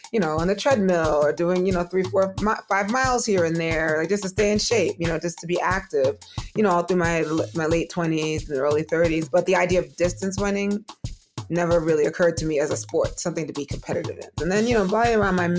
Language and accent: English; New York City, New York, United States; I am from Brooklyn, New York